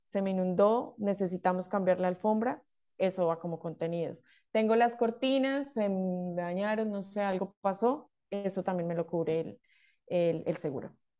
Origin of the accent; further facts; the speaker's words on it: Colombia; moved away as an adult; now in Australia; soy de Colombia